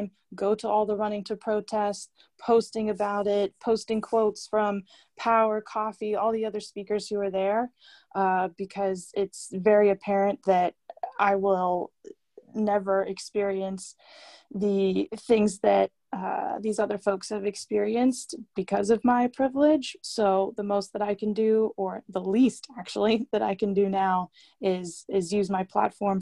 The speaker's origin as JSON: {"language": "English", "town": "Vandergrift", "region": "Pennsylvania", "country": "United States", "tie": "born or raised there", "moved": "yes", "said": "I'm back home in Vandergrift, Pennsylvania right now. And in my hometown"}